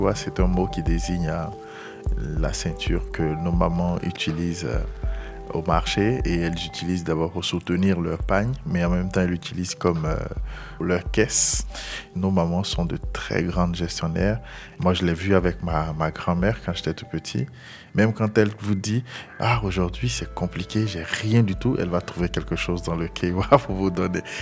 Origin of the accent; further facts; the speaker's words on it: Abongoua, Côte d’Ivoire; je suis originaire de Bonguano, précisément d'Abongwa, à l'est de la Côte d'Ivoire. J'ai grandi là-bas.